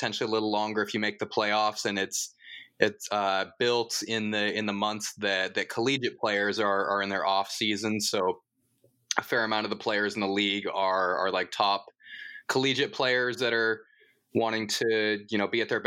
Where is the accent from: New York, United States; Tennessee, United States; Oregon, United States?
Oregon, United States; Portland; also born or lived in Troutdale, Oregon / Colorado; I'm from Portland area, born here, as well as lived for, was born in Portland, lived there until I was about 10 years old, and family moved just a little bit east